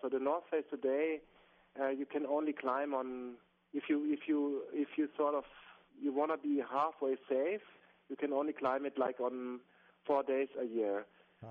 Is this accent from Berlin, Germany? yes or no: no; Bavaria, Germany; English is a second language; I'm from Bavaria, from the from the south of Germany, really close to the Alps, and um, mountaineering or walking and climbing in the mountains is sort of part of my my my childhood and youth.